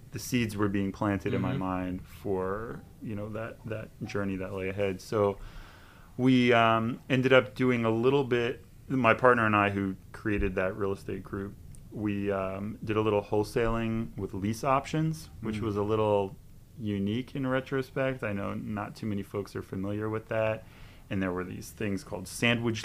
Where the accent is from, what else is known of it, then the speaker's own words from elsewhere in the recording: New Jersey, United States; moved away as an adult; So I grew up in New Jersey, born and raised